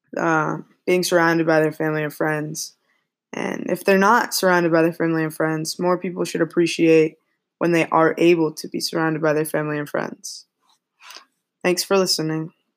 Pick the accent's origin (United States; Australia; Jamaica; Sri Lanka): United States; Massachusetts; moved away as an adult; now in New York City, United States; I'm from Massachusetts and I am going to school in New York City.